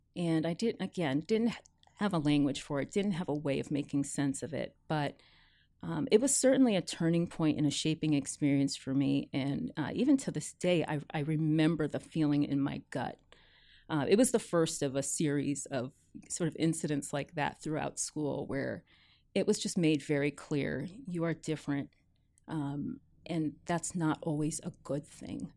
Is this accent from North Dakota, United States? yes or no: no; New Jersey, United States; born or raised there; also born or lived in New York, United States / Jamaica (parents); now in Seattle, United States